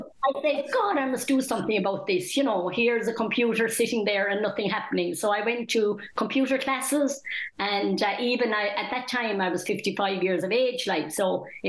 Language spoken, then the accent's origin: English; Mitchelstown, Munster, Ireland; I was born and reared in Mitchelstown.